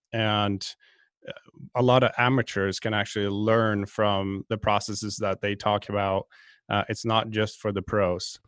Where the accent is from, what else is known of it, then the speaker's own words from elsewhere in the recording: just outside Stockholm, Stockholm County, Sweden; moved away; I'm originally from Sweden, uh, just outside Stockholm. I grew up playing all kinds of sports